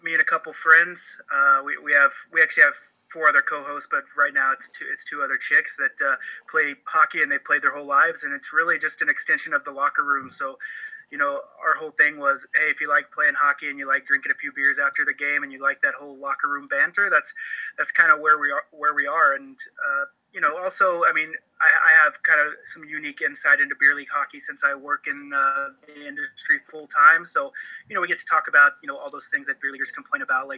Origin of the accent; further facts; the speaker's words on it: Oklahoma, United States; now in Canada; I live in Canada now, but I'm from Oklahoma originally